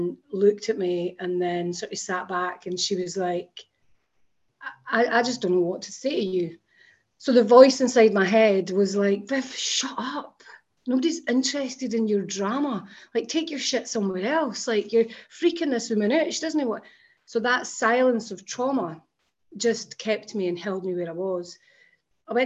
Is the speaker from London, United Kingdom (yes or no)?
no; Scotland, United Kingdom; I grew up in Scotland